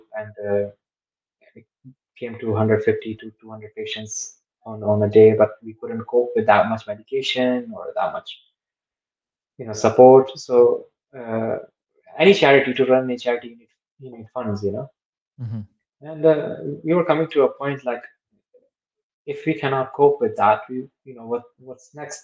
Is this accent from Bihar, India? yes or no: no; Vrindavan, Uttar Pradesh, India; now in United Kingdom; I'm from Vrindavan, I'm from there